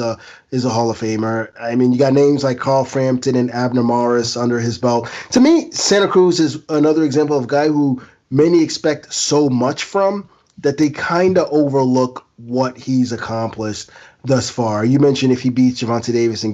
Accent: Ghana; as a Ghanaian

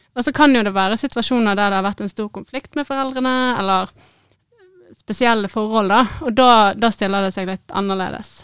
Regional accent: Bergen, Vestland, Norway; moved away as an adult; also born or lived in Syria / Middle East; jeg er født og oppvokst i Bergen

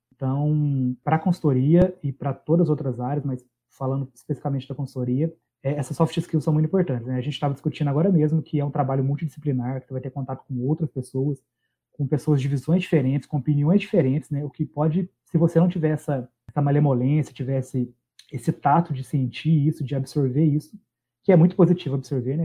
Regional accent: Minas Gerais, Brazil; Eu sou de Minas

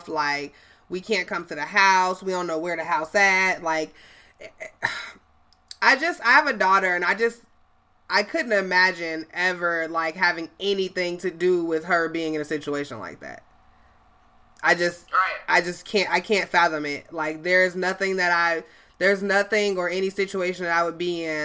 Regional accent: Chicago, Illinois, United States; I'm from Chicago

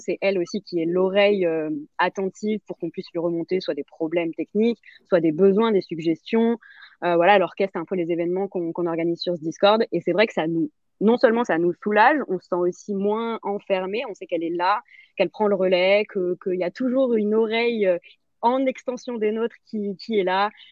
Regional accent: France; chez nous en France

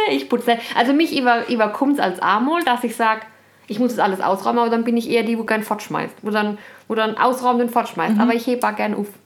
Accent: Freiburg, Baden-Württemberg, Germany; ich bin in Freiburg aufgewachsen.

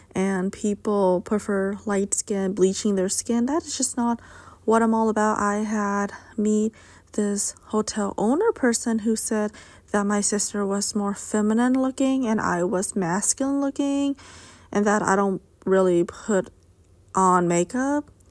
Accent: United States; Being Asian American, but a U S citizen

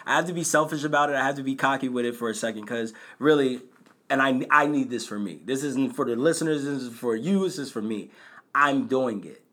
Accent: Bristol, Pennsylvania, United States; I'm from Bristol.

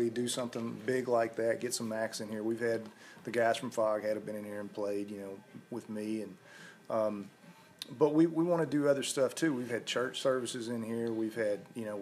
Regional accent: Columbia, Tennessee, United States; also born or lived in Lawrenceburg; I was born in Lawrenceburg, and then we moved around a lot until I started school. And when I started school, we moved to Columbia, and we've been here ever since. So all my school years are in Columbia

